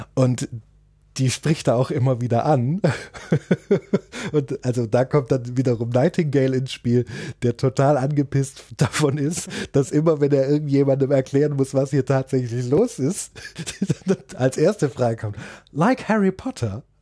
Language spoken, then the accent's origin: German; Germany; als Deutscher